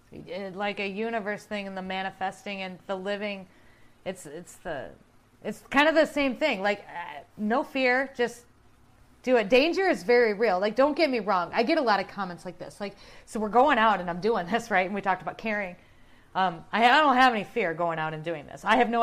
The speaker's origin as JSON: {"language": "English", "region": "South Dakota", "country": "United States", "tie": "born or raised there", "said": "I was born and raised in South Dakota."}